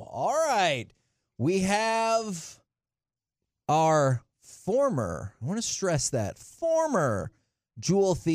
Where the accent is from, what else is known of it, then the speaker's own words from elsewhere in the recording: Boston, Massachusetts, United States; I'm from Boston.